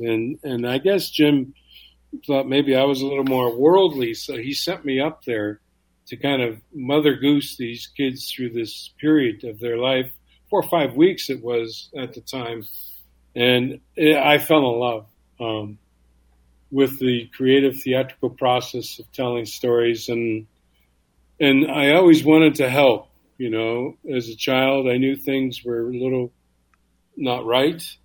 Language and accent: English; Canada; being a Canadian Indian